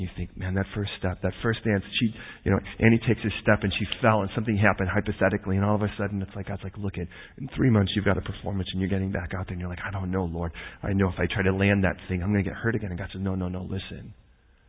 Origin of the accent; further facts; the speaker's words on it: United States; I'm American